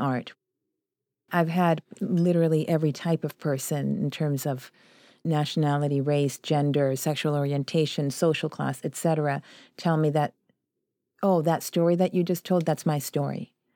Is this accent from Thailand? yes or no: no; Vancouver, British Columbia, Canada; also born or lived in Chile; we were one of the poorest demographics in Vancouver when we first arrived there